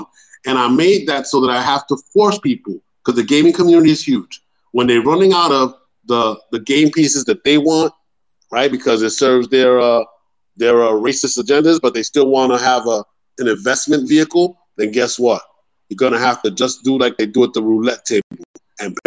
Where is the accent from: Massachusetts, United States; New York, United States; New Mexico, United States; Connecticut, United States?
New York, United States; New York City; now in Panama; I'm from the Bronx, too. Boricua, we represent